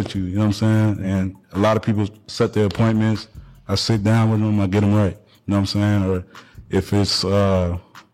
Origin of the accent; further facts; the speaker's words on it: Atlanta, Georgia, United States; also born or lived in Washington, D.C. / Baltimore / Arizona; I grew up in Atlanta